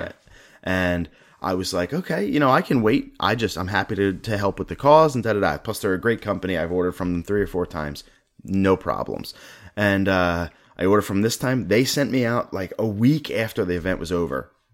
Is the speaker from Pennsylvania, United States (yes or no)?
yes; Philadelphia, Pennsylvania, United States; I am from Philadelphia.